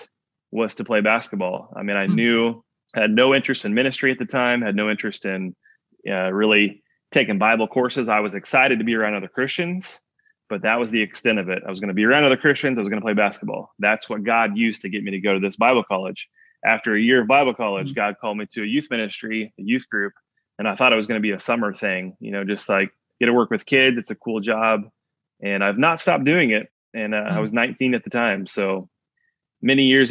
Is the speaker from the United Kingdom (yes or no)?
no; Indiana, United States; I'm from Indiana, so basketball is everything here.